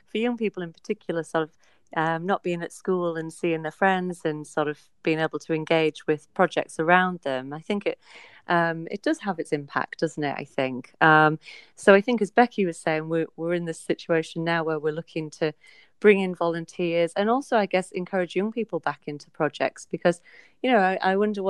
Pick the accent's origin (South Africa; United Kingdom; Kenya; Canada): United Kingdom; the North East, North East England; moved away as an adult; also born or lived in York; now in Suffolk, United Kingdom; I'm from the Northeast originally